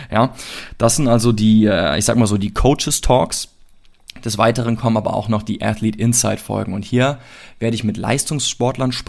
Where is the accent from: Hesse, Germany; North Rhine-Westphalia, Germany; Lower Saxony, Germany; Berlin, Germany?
North Rhine-Westphalia, Germany; Cologne; ich komme aus Köln